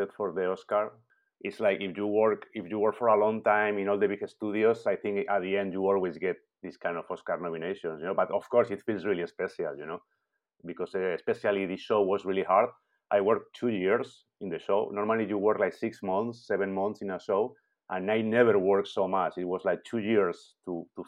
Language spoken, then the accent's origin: English; Spain; moved away as an adult; also born or lived in London / Vancouver; now in Montreal, Canada; I'm from Spain